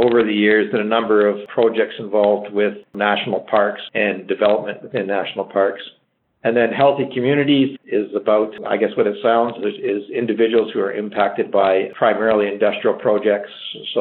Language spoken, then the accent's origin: English; Toronto, Ontario, Canada; now in Calgary, Canada; I was born and raised in Toronto, a big city kid